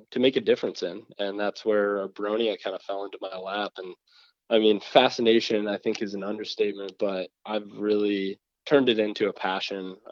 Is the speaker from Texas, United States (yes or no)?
no; Michigan, United States; being in Michigan, where I was born